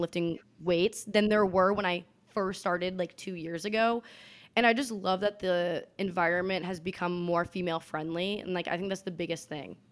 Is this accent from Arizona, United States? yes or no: no; Boston, Massachusetts, United States; moved away as an adult; now in Austin, United States; I'm originally from Boston, Massachusetts